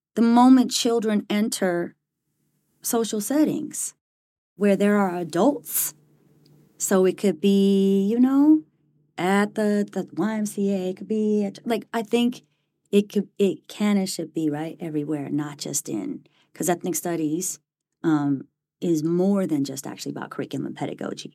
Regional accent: Bay Area, California, United States; moved away as an adult; now in Cambridge, United States; Born and raised in the Bay Area

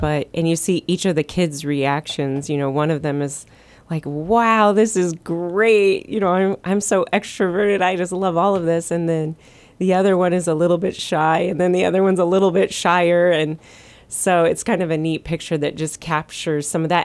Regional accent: Midwest, United States; moved away as an adult; now in Guam; we were from the Midwest, and that just wasn't part of our growing up

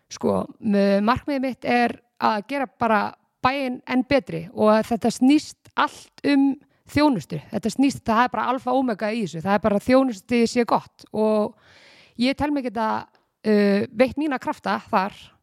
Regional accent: Garðabær, Capital Region, Iceland; ég var í bæjabóli sem krakki í Garabæi, fór þaðan í flataskóla og svo gardaskóla

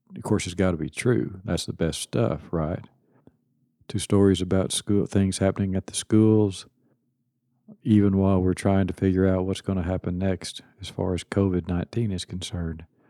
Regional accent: Kilgore, Texas, United States; I was born in Kilgore, Texas, and nineteen fifty-two, graduated Kilgore High School, nineteen seventy, Kilgore College, nineteen seventy-two

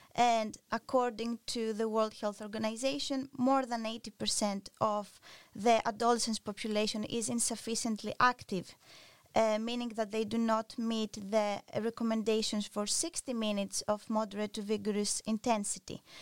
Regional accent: Greece; moved away; I'm originally from Greece

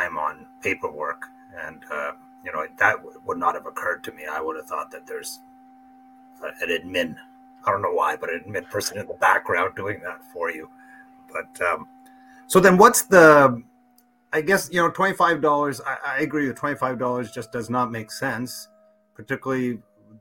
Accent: St. Catharines, Ontario, Canada; I grew up in St. Catharines, a small town

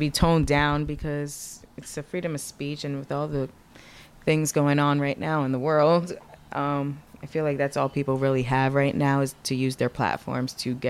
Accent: Somerville, New Jersey, United States; Somerville, New Jersey.

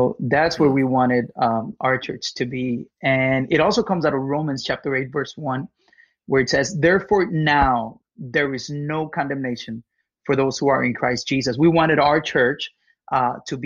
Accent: Mexico; moved away as an adult; now in United States; I was born and raised in Mexico till I was 18.

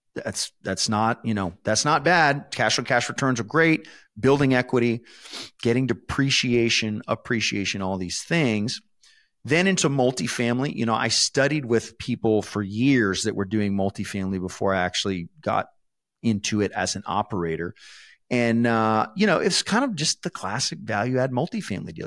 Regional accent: San Antonio, Texas, United States; I was born and raised in San Antonio

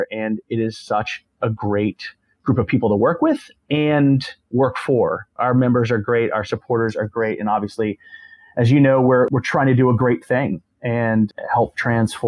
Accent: Florida, United States; moved away as an adult; also born or lived in Gainesville, Florida / Arlington, Virginia; I grew up in Florida in a small town, small beach town

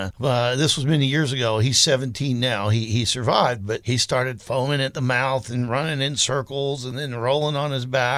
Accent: the South, United States; moved away; growing up in the South

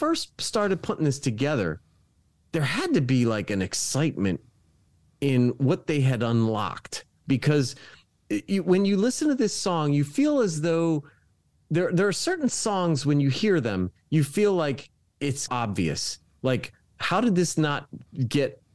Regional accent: Dover, Delaware, United States; I grew up in Dover, Delaware

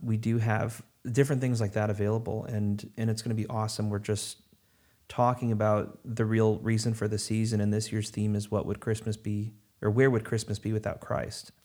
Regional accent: Chicago, Illinois, United States; moved away as an adult; now in North Carolina, United States; I'm originally from Chicagoland, uh, and I moved down here to North Carolina, uh, back in August of twenty

